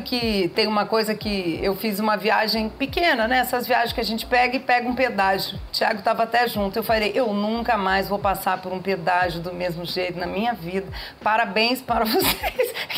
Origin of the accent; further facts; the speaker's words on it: São Paulo, Brazil; nós somos paulistas aqui